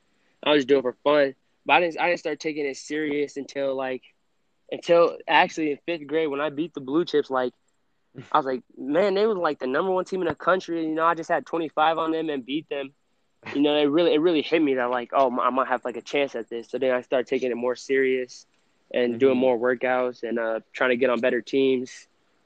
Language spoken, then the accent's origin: English; Lubbock, Texas, United States; born there; Texas Tech probably, because that's where I was born in Lubbock, and my dad also coached for Texas Tech at when I was born.